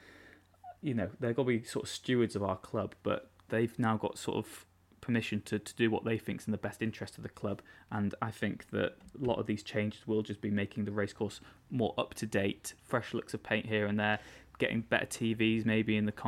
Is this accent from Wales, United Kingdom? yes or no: yes; Wales, United Kingdom; But growing up in North Wales, and really rural North Wales, where there was 2 buses out of my village a day, and I didn't have much expendable income, there was no way I'd be able to go to a qualifying match in Cardiff.